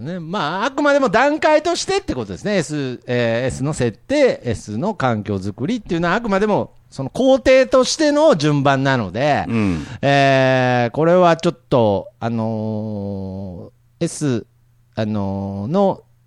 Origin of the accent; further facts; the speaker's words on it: Nagoya area, Aichi, Japan; 僕の実家、まあ、今も同じとこ住んでるんですけれど、うん、あのー、電車が、最寄りの電車がなくて、バスなんですよ。うん、はいはい。で、機関バスに乗って、こう、栄っていう、まあ、名古屋の都市から帰ってくる方面の